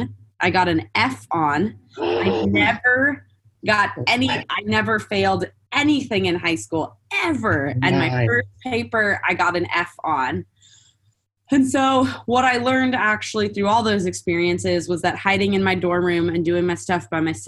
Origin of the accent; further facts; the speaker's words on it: Santa Barbara, California, United States; moved away as an adult; also born or lived in San Diego; I grew up in Santa Barbara